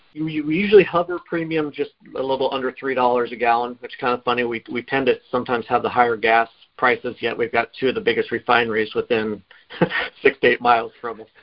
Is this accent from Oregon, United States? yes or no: yes; Oregon, United States; moved away as an adult; now in Bellingham, United States; I'm originally from Oregon. I came up here on a on a football scholarship